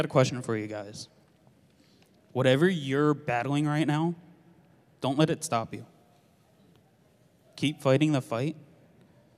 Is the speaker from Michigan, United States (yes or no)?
no; Philadelphia, Pennsylvania, United States; born or raised there; now in Tulsa, United States